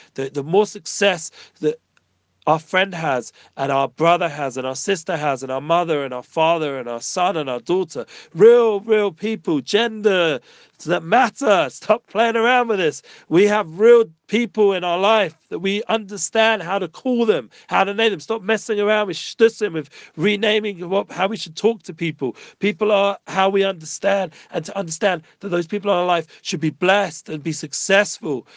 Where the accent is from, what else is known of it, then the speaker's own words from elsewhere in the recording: England, United Kingdom; now in Jerusalem, Israel; I'm from England, so we're somewhat used to the cold